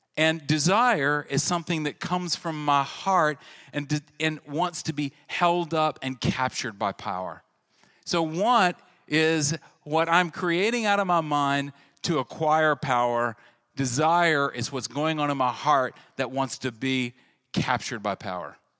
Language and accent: English; central Louisiana, United States; I went to a very large high school in central Louisiana, and I came from Brame Junior High.